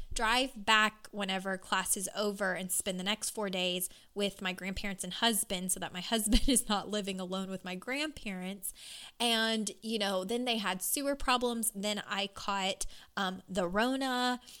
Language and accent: English; Louisville, Kentucky, United States; we were both born and raised in Louisville, Kentucky